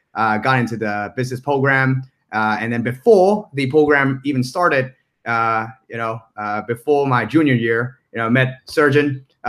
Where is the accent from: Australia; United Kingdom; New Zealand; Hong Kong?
Hong Kong; moved away as an adult; also born or lived in California, United States; Pre-Berkeley days, I was a Hong Kong guy, born and raised in Hong Kong, native Hong Kongese